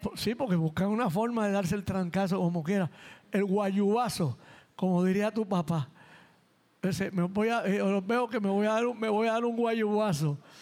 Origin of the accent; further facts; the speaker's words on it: San Juan, Puerto Rico; los mugrosos panas a los que me crié en Nemesio Canales y en La Perla